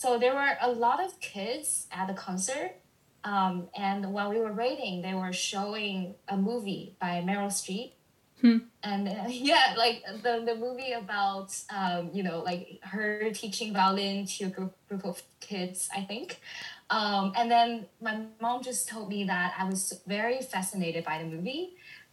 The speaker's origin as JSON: {"language": "English", "country": "China", "tie": "born or raised there", "also_born_or_lived": "Canada", "moved": "as an adult", "lives_now": "United States", "said": "I was born and raised in China. I went abroad to study in Canada for a year and then, you know, moved to the States."}